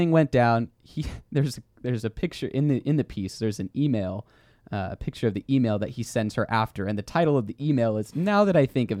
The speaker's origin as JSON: {"language": "English", "region": "Texas", "country": "United States", "said": "Yeah, we're both from Texas."}